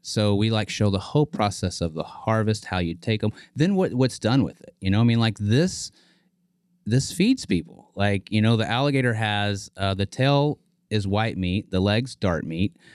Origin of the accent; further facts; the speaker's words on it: Cleburne, Texas, United States; also born or lived in Joshua, Texas; just south of Fort Worth, about 30 miles uh, outside of a town, Cleburne, Texas. I uh, went to school in Joshua, Texas